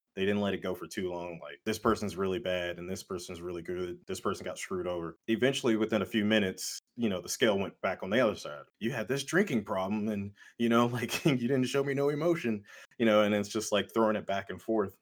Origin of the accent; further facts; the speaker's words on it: United States; as American male